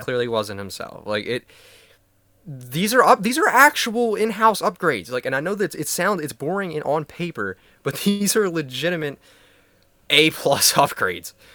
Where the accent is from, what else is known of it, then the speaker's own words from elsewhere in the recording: Philadelphia, Pennsylvania, United States; I'm from Philadelphia